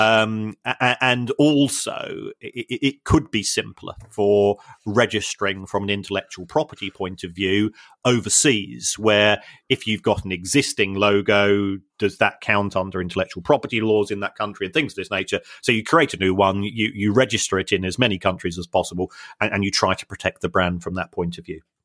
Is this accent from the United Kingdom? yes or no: yes; London, United Kingdom; I'm from South London